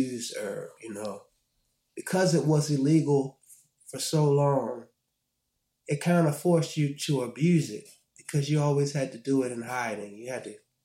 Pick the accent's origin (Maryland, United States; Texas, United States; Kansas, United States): Maryland, United States; Baltimore; also born or lived in Morgantown, West Virginia; I grew up in Baltimore, Maryland